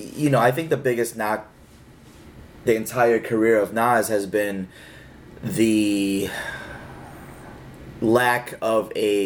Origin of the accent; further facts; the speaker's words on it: California, United States; And I'm from Cali, you know.